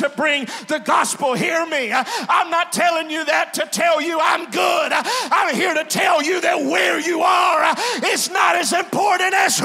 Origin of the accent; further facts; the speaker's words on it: Glenmora, Louisiana, United States; I'm from a place that's about 25 miles south of Alexandria.